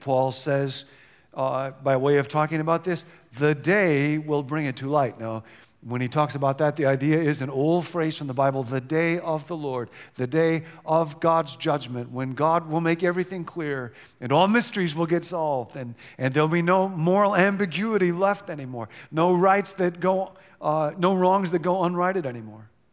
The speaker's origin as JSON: {"language": "English", "area": "Rockford", "region": "Illinois", "country": "United States", "tie": "born or raised there", "moved": "yes", "lives_now": "California, United States", "said": "I grew up in the Midwest, Rockfin, Illinois, where tornadoes were quite common when I was a little kid"}